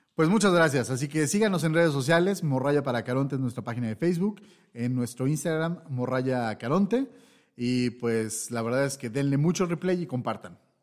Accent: Mexico; eso es lo que somos. Mexicanos.

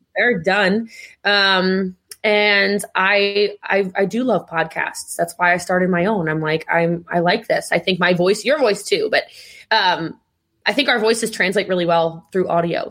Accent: Middletown, Maryland, United States; I'm from Middletown, Maryland

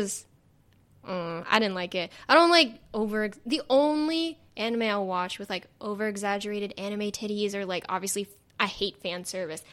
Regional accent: the Valley, California, United States; accent: Valley; I do have a Valley accent

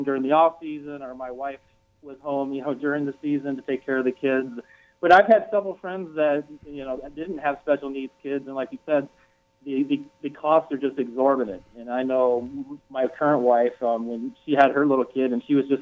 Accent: Green Bay, Wisconsin, United States; I'm from Green Bay

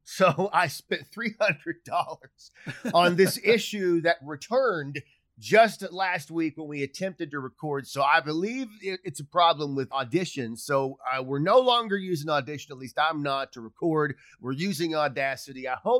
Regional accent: Cincinnati, Ohio, United States; Fucking Kings Island, I grew up going there in Cincinnati.

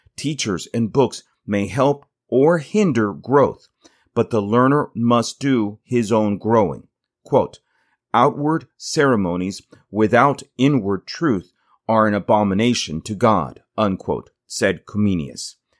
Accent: United States; also born or lived in Tennessee; I am an American public school teacher

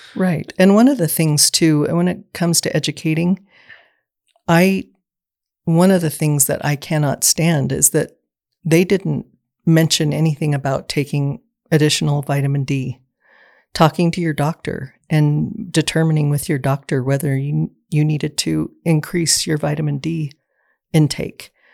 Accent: Southeast Idaho, United States; I was born and raised in Southeast Idaho

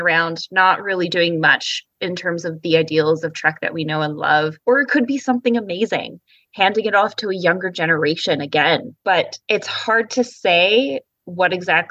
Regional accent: British Columbia, Canada; the West Coast in British Columbia, where we have so many different types of diverse ecological grounds to film on

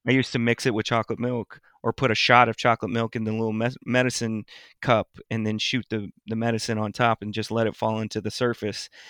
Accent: Lewisville, Texas, United States; I grew up in Louisville. And I grew up in the new part of Louisville at the time

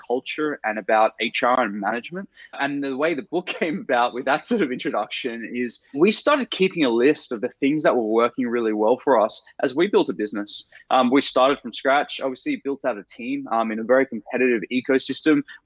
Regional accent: Australia; moved away as an adult; now in San Francisco, United States; I'm originally Australian.

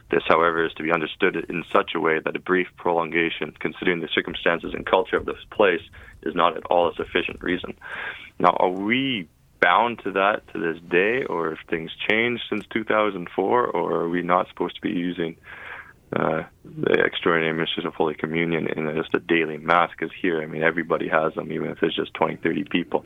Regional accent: Canada; accent: Canadian; my Canadian accent

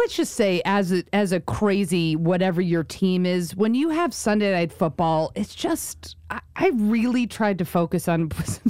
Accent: New York, United States; now in Los Angeles, United States; we're both from New York

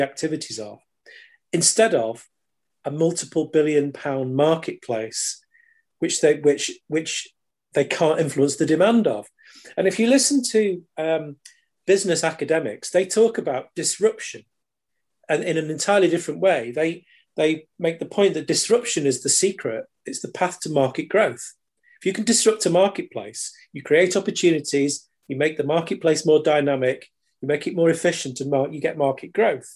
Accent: United Kingdom; pride in being British

